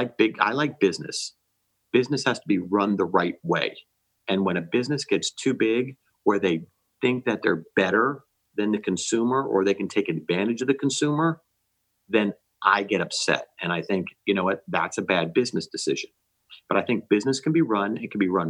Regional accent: New Jersey, United States; now in Florida, United States; Growing up in New Jersey

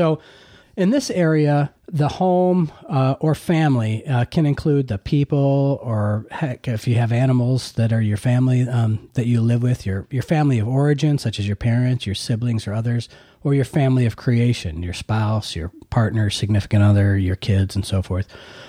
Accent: Hamburg, New York, United States; I'm originally from Buffalo, actually Hamburg, New York, which is, south of Buffalo.

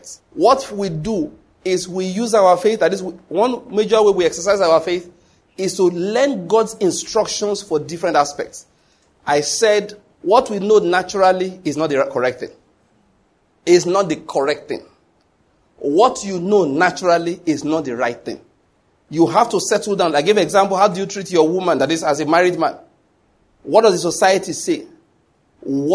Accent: Nigeria; If you live in Nigeria like me, I've always lived

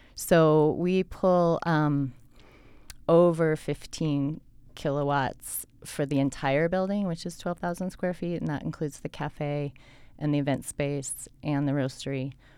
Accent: Colorado, United States; now in Salt Lake City, United States; I grew up in Colorado in a small town

